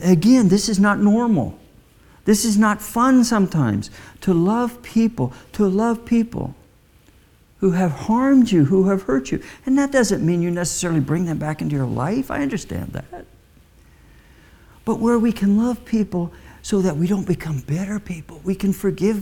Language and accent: English; Midwest, United States; I was raised in the Midwest